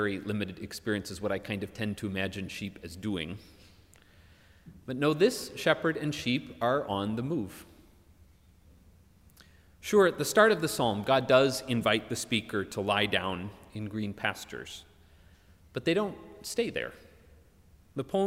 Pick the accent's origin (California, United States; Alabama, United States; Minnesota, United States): Minnesota, United States; Minneapolis; moved away; my hometown of Minneapolis